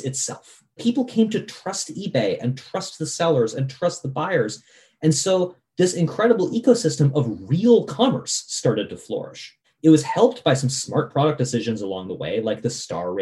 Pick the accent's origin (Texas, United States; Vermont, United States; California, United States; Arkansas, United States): Vermont, United States; I grew up in Vermont